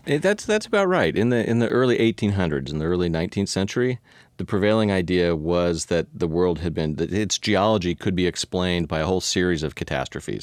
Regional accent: Palo Alto, California, United States; now in Seattle, United States; I grew up in California

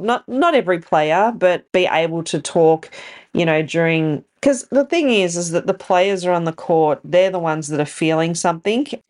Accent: Bendigo, Victoria, Australia; Bendigo being my hometown

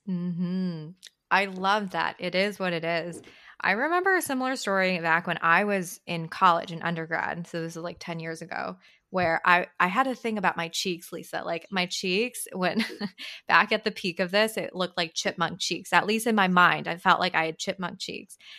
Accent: Marin County, California, United States; English is a second language; I grew up in Marin County in the Bay

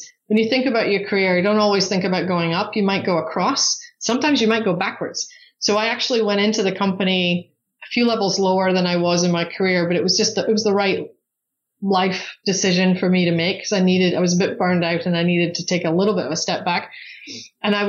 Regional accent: Scotland, United Kingdom; moved away as an adult; now in Arizona, United States; I'm from Scotland originally. So I came to the US with British Airways actually.

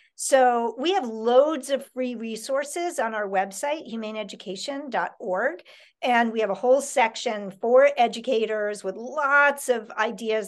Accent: New York City, New York, United States; I grew up in Manhattan

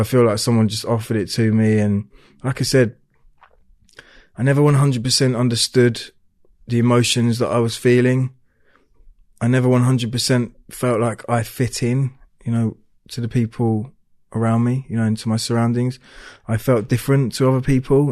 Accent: Hertfordshire, East of England, United Kingdom; I was born down in Hertfordshire

